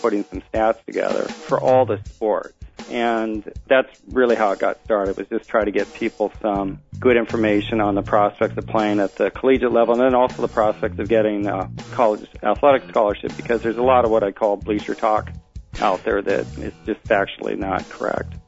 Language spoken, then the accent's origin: English; Seattle, Washington, United States; now in Washington, D.C., United States; I'm from Seattle originally and moved to Washington D.C